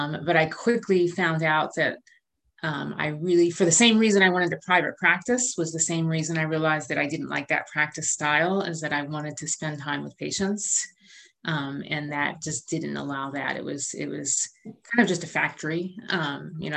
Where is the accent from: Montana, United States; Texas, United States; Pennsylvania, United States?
Pennsylvania, United States; suburbs outside Philadelphia; moved away as an adult; also born or lived in Rochester, New York / New Haven, Connecticut; now in Charlottesville, United States; I grew up in Pennsylvania in the suburbs outside Philadelphia